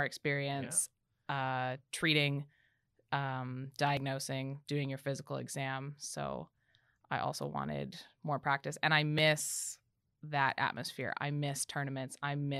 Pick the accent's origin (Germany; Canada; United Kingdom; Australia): Canada; especially as a Canadian.